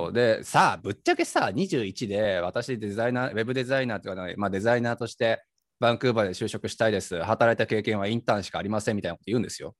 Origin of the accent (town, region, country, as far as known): Japan; moved away as an adult; now in Vancouver, Canada